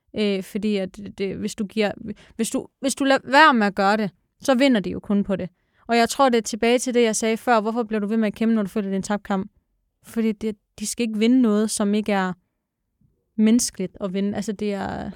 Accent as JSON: {"language": "Danish", "country": "Denmark", "said": "jeg er dansker"}